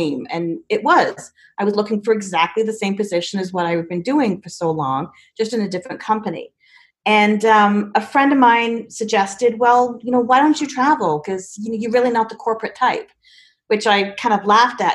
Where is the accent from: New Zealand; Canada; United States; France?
Canada; also born or lived in England; I was born in England, but I moved to Canada with my family when I was 4, hence the no British accent. So I've lived in Canada for most of my life, consider it my home.